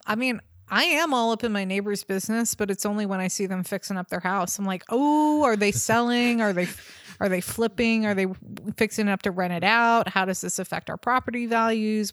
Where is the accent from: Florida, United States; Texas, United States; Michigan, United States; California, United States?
California, United States; Bay Area; I grew up in the Bay Area